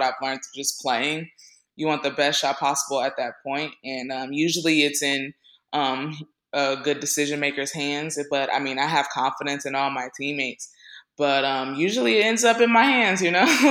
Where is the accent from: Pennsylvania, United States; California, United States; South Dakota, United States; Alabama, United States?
California, United States; Northern; I grew up in Northern California